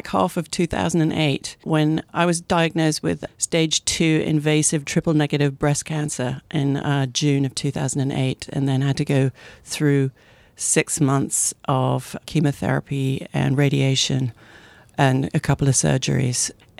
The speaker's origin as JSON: {"language": "English", "country": "United Kingdom", "moved": "as an adult", "lives_now": "Portland, United States", "said": "I am a British-American advertising executive. I came to the Pacific Northwest in 1992 on an adventure. At the time, I couldn't put Oregon on a map."}